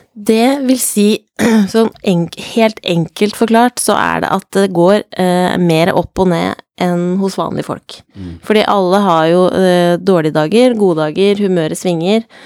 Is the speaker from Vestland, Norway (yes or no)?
no; Jessheim, Akershus, Norway; jeg er fra Jessheim